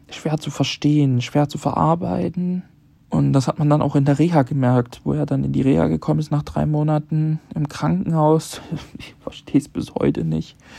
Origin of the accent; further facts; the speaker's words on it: Leipzig, Saxony, Germany; moved away; Ich bin ähm, in meiner Heimat, ich bin in Leipzig